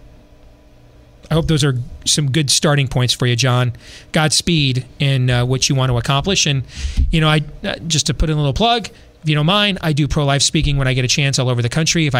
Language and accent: English; Iowa, United States; in Iowa, in my home state